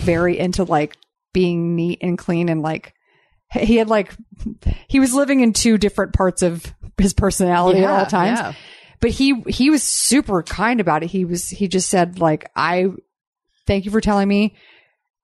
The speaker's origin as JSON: {"language": "English", "region": "Texas", "country": "United States", "tie": "born or raised there", "said": "Growing up in Texas"}